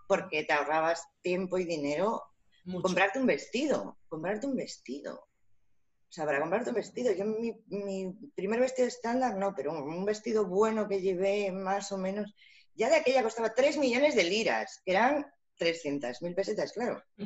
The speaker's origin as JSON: {"language": "Spanish", "town": "Vigo", "region": "Galicia", "country": "Spain", "said": "salimos así, de Vigo"}